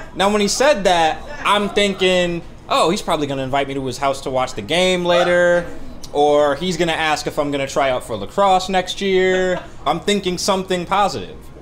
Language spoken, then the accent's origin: English; Detroit, Michigan, United States; I am from Detroit